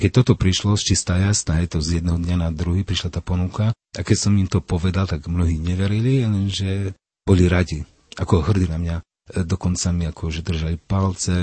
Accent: Čaklov, Prešov Region, Slovakia; Pochádzam z obce Čakľov, okres Vravno nad Topľou

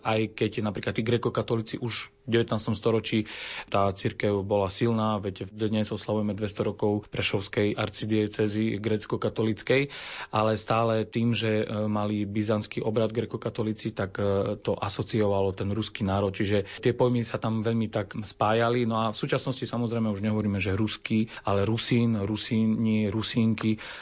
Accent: Košice, Košice Region, Slovakia; ja som sa narodil už v Košiciach

